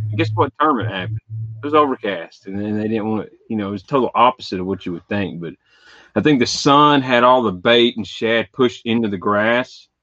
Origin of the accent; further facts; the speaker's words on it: Western Kentucky, United States; I am from Kentucky, Western Kentucky